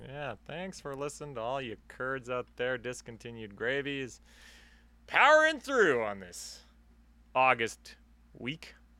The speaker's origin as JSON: {"language": "English", "country": "Canada", "accent": "Canadian", "said": "we are Canadian."}